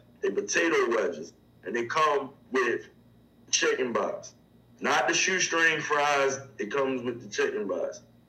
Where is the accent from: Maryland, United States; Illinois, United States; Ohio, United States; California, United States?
Maryland, United States; Baltimore; I'm from Baltimore, yo.